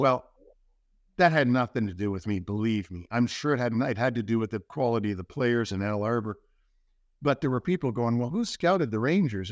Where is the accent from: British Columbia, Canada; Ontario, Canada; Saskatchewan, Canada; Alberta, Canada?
Ontario, Canada; Toronto; moved away; Don Mills in, in Toronto